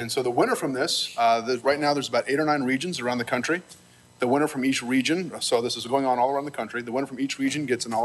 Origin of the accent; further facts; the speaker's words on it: Lancaster, Pennsylvania, United States; I'm from Lancaster. We're simpler there